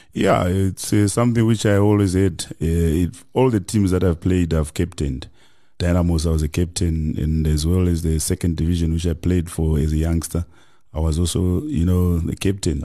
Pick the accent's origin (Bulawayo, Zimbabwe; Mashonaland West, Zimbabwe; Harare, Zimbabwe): Mashonaland West, Zimbabwe; Kadoma; moved away as an adult; now in South Africa; I grew up in Zim in a small, you know, town called, uh, Kadoma.